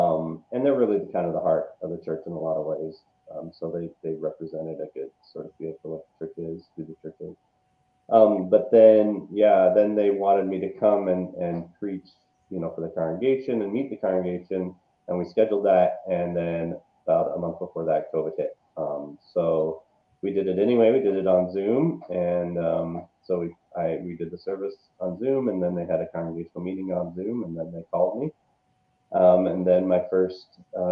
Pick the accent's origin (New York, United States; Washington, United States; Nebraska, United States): Washington, United States; Seattle; also born or lived in Los Angeles / Las Vegas; now in Madison, United States; I'm originally from Seattle, Washington, spent some time in Los Angeles, Washington, D.C., Las Vegas, and now Wisconsin